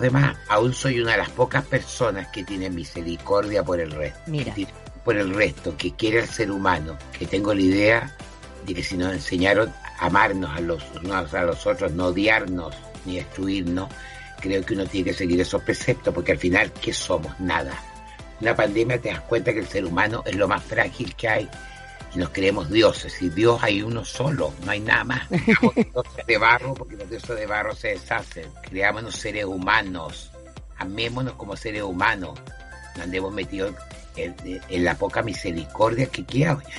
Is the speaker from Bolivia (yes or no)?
no; Chile; así somos los chilenos